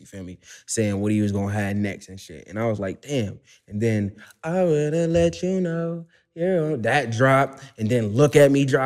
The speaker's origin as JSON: {"language": "English", "town": "Buffalo", "region": "New York", "country": "United States", "tie": "born or raised there", "said": "I'm from Northumberland, East Ferry"}